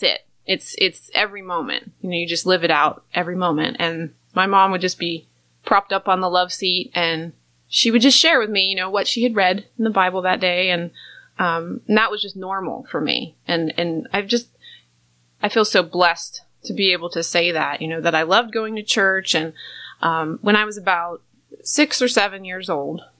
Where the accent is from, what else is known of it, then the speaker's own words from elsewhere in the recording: Rochester, New York, United States; I was born in New York, Rochester, New York